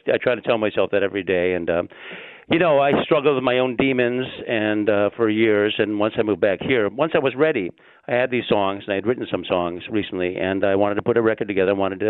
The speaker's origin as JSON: {"language": "English", "town": "Chanhassen", "region": "Minnesota", "country": "United States", "tie": "born or raised there", "also_born_or_lived": "New York / Los Angeles", "moved": "as an adult", "said": "This is the late 90s, and I'm from here. I grew up in Chanhassen."}